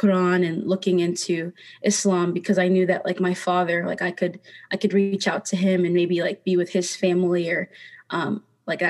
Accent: South Dakota, United States; growing up in South Dakota, it was really hard to be around people at my school

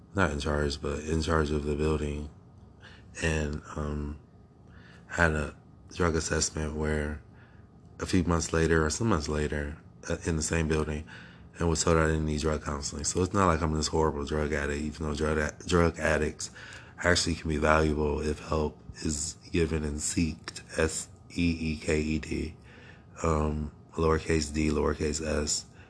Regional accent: Akron, Ohio, United States; also born or lived in Cleveland, Ohio; now in New York City, United States; I was born in America, in Akron, Ohio

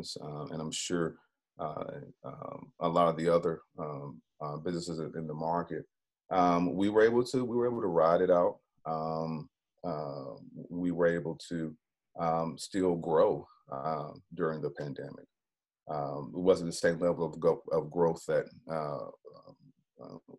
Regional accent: Greenville, South Carolina, United States; Greenville, South Carolina is my hometown

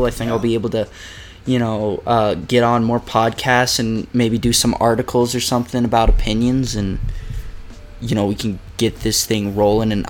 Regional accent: United States; moved away as an adult; being American

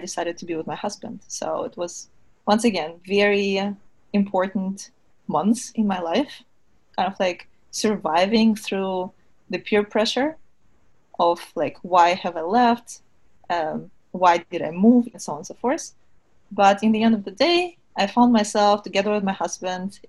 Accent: Kyiv, Ukraine; moved away as an adult; also born or lived in Germany; now in United States; I was born and raised in Kiev

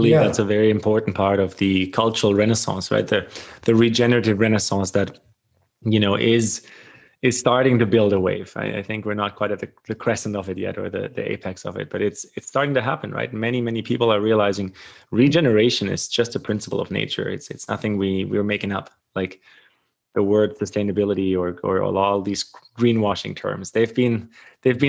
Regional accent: Germany; now in Canada; I grew up in Germany. I live in Canada now.

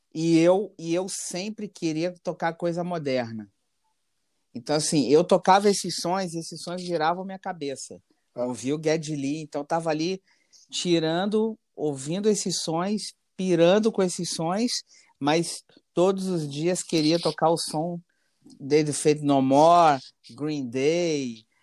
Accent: Petrópolis, Rio de Janeiro, Brazil; eu sou de Petrópolis, Rio de Janeiro, uma cidade pequena

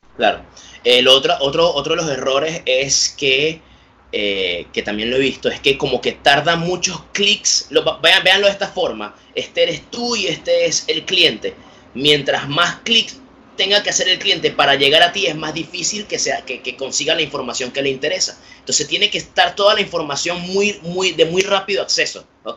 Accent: Puerto Ordaz, Bolívar, Venezuela; yo soy de Puerto Ordaz, en Venezuela

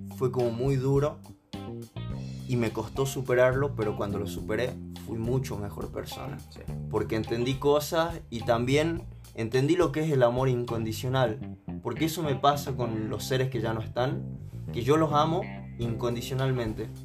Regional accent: San Miguel de Tucumán, Tucumán, Argentina; also born or lived in Salta; yo nací en Salta y me crié en Tucumán.

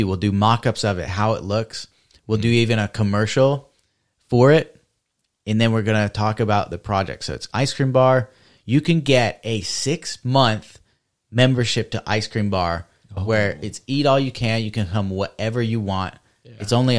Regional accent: Australia; We eat it because we're from Australia and we're upside down.

